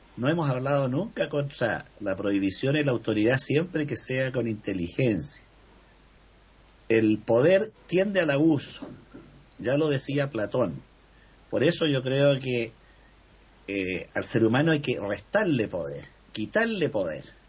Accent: Chile; así como tuvimos en Chile un presidente

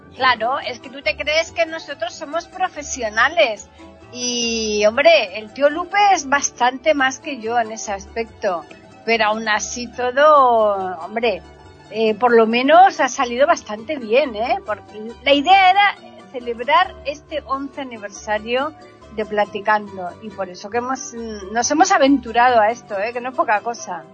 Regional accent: Spain

